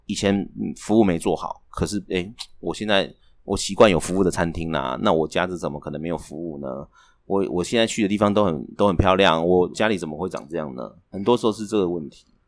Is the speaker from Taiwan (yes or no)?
yes; Taiwan; 我们台湾人比较容易创业